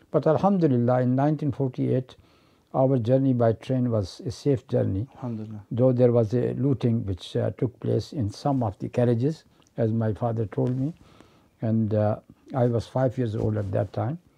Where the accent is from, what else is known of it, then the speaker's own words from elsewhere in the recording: Pakistan; also born or lived in India; I was born there in November 1942. Mm. And uh, from there, our family migrated to Pakistan in 1948